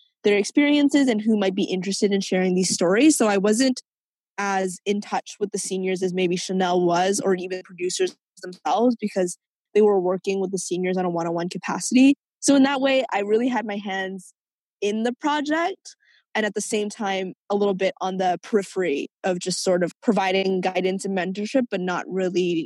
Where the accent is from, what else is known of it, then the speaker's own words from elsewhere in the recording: Vancouver, British Columbia, Canada; also born or lived in Hong Kong; I grew up in Vancouver's Chinatown